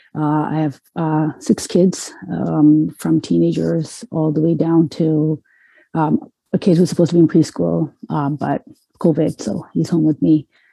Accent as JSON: {"language": "English", "country": "Canada", "tie": "born or raised there", "also_born_or_lived": "Metro Detroit, Michigan, United States", "moved": "as an adult", "lives_now": "Detroit, United States", "said": "I was born and raised in Canada, so I saw myself as a Canadian"}